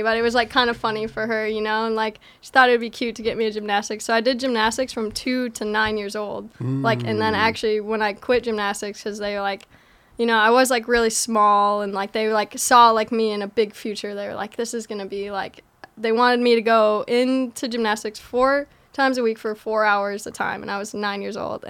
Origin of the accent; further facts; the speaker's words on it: Stillwater, Minnesota, United States; I grew up in Stillwater, Minnesota